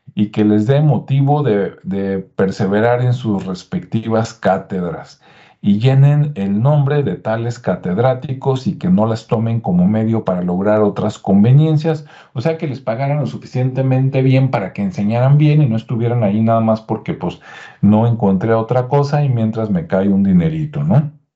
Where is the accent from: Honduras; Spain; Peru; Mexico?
Mexico; somos los mexicanos y latinoamericanos